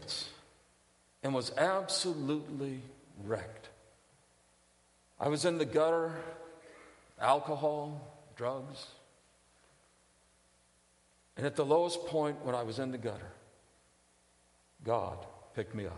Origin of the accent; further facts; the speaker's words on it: San Diego, California, United States; moved away; I grew up in First Baptist Church of San Diego, California. Spent about 6 years there